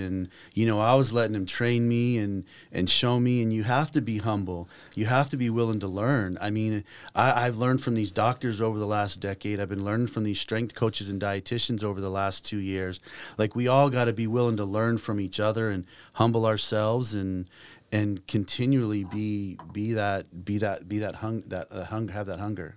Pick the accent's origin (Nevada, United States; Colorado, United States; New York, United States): Nevada, United States; Las Vegas; moved away as an adult; also born or lived in Taiwan; I grew up in Las Vegas